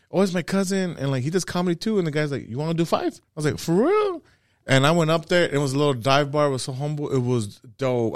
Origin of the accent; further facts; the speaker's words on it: Los Angeles, California, United States; growing up